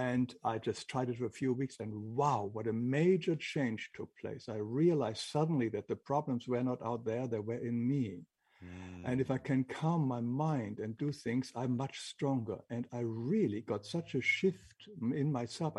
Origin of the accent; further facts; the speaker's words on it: Northern Germany, Germany; English is a second language; moved away; I grew up in Germany, in northern Germany